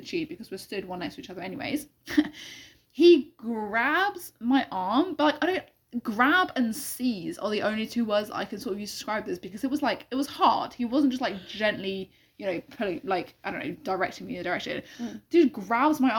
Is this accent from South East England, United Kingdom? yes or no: no; London, United Kingdom; as a Londoner